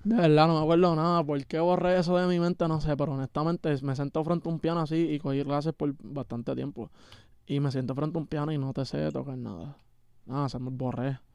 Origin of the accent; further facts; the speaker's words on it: Puerto Rico; yo soy de PR y estoy aquí en Canadá